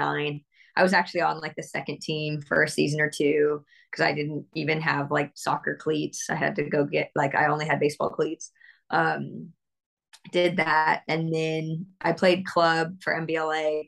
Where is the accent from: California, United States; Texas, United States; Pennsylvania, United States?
California, United States; Bay Area, Northern; also born or lived in New Jersey; I was born in New Jersey, surprisingly enough. But I was definitely raised in Northern California.